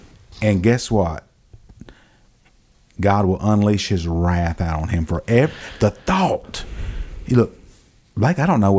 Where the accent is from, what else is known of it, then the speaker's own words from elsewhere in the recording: Rialto, California, United States; I grew up in Rialto. We used to go down to Billy Farmer's, Billy Farmer's little store down there by the railroad track.